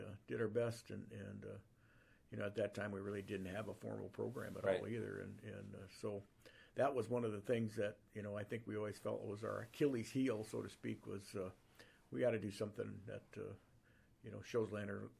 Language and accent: English; Watertown, South Dakota, United States; also born or lived in Sioux Falls, South Dakota; I grew up in Watertown, went to high school here at Sioux Falls Lincoln